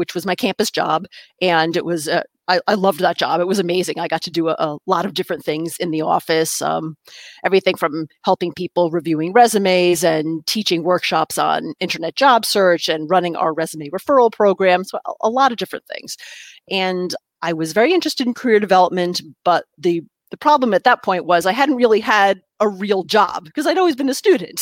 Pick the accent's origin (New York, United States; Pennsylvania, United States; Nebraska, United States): New York, United States; first language English; I grew up in New York State, about an hour north of New York City, and in the suburbs